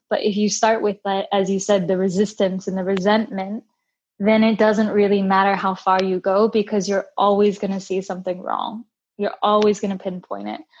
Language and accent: English; United States; I am Brazilian American and I spent most of my time growing up in the States